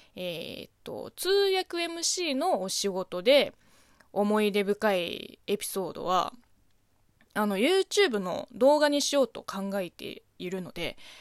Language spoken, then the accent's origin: Japanese; China; Japanese is a second language; now in Japan; 中国生まれ中国育ちの私